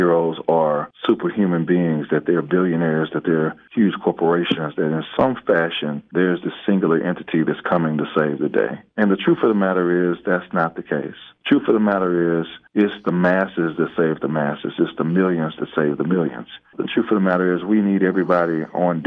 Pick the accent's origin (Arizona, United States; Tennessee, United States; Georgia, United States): Georgia, United States; South DeKalb; I grew up in South DeKalb